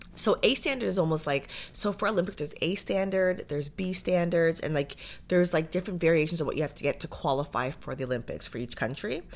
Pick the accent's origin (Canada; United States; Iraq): Canada; Pickering, Ontario; also born or lived in Toronto; now in Ajax, Canada; I grew up in Pickering, so grew up in oh, Durham